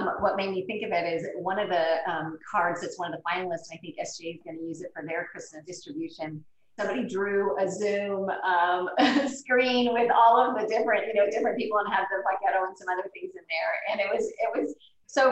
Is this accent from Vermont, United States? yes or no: no; Brownsville, Texas, United States; I grew up in Brownsville, so I'm from the Valley.